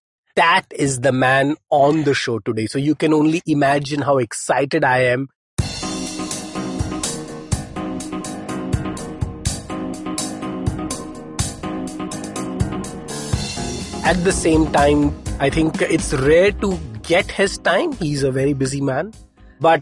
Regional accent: Mumbai, Maharashtra, India; I grew up in Chembur

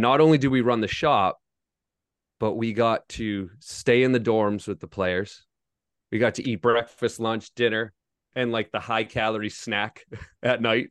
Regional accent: Foxborough, Massachusetts, United States; I grew up in Foxborough, Massachusetts, and I worked for the Patriots growing up

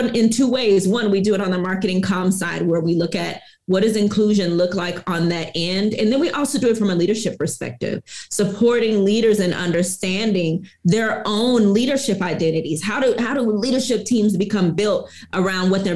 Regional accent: Houston, Texas, United States; I'm originally from Houston, Texas

